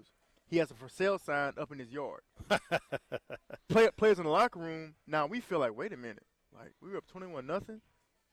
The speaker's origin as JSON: {"language": "English", "town": "Baton Rouge", "region": "Louisiana", "country": "United States", "said": "I'm from Baton Rouge"}